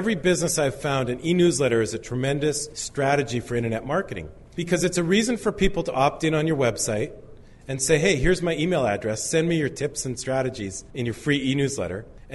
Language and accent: English; Canada; I'm Canadian